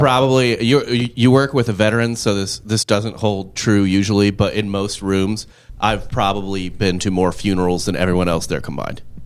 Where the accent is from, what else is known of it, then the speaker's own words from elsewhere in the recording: University City, Missouri, United States; I grew up in University City, which is a nice-ish area, but the school district is dog shit